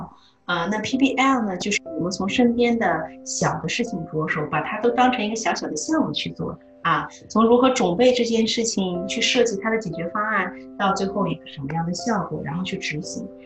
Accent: China; moved away; 我就是来自中国的，

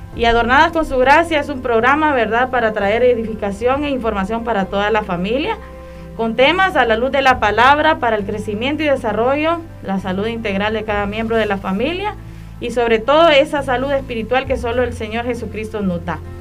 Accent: Honduras

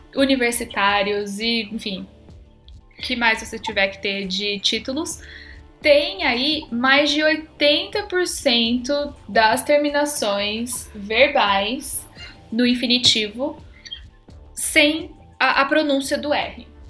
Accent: Campinas, São Paulo, Brazil; accent: caipira; eu sou de Campinas

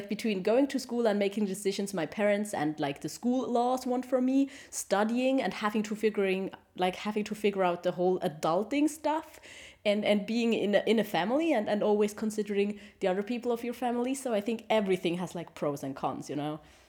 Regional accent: Switzerland; English is a second language; And he's from Korea and I'm from Switzerland, you know, and we met there. We were both on vacation and we spoke in English, but our English was really bad

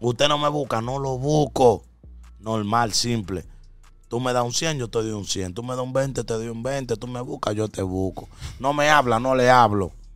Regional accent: Dominican Republic; en mi país

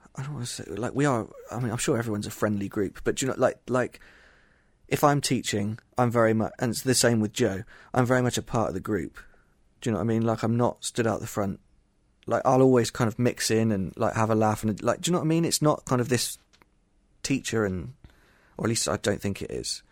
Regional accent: Somerset, South West England, United Kingdom; I'm not Japanese. I'm from Somerset, England.

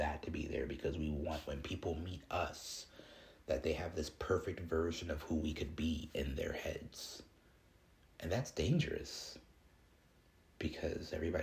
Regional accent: Chicago, Illinois, United States; I grew up in Chicago

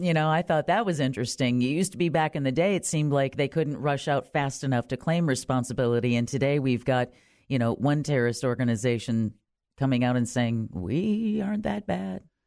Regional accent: Wisconsin, United States; now in Orlando, United States; my home state of Wisconsin

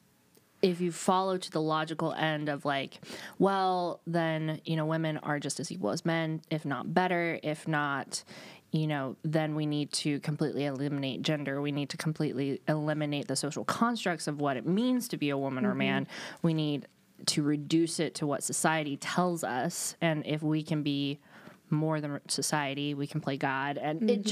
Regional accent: California, United States; growing up in California

